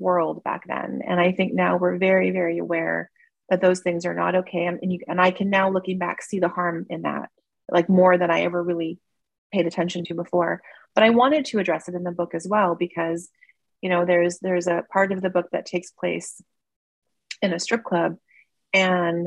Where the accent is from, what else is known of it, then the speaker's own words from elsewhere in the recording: Toronto, Ontario, Canada; growing up in Toronto